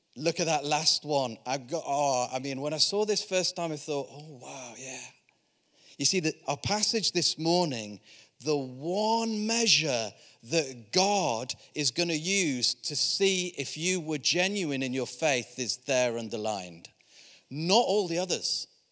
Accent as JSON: {"language": "English", "region": "Yorkshire and the Humber", "country": "United Kingdom", "said": "I'm from Yorkshire"}